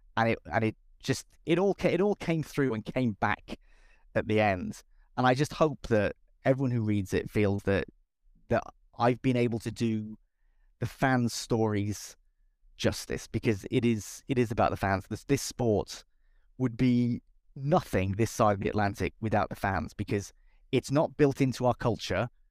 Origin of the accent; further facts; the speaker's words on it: Cardiff, Wales, United Kingdom; I'm from Cardiff